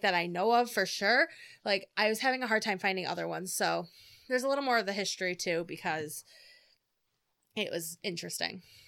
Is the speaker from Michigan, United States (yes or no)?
yes; Michigan, United States; We're from Michigan